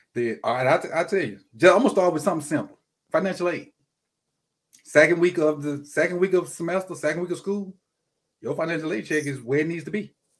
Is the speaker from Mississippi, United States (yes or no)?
yes; Mississippi, United States; I'm from Mississippi, um, I, my hometown is probably forty-five minutes from Alcorn.